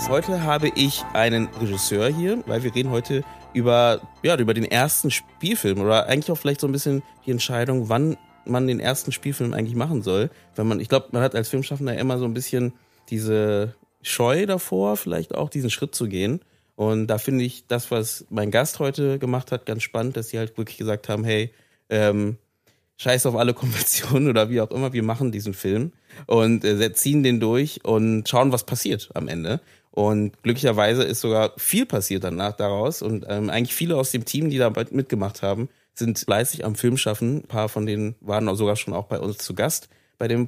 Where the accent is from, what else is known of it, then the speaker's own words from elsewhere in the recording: Venezuela; German is a second language; moved away as an adult; now in Germany; ich komme aus Venezuela, ich komme nicht hier.